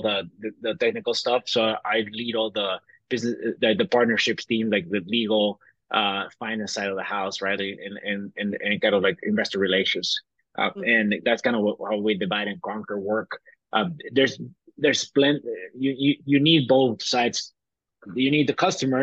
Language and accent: English; Bolivia; moved away as an adult; also born or lived in Tennessee; I grew up in Bolivia. I was born in Tennessee, but I was raised my entire life in Bolivia.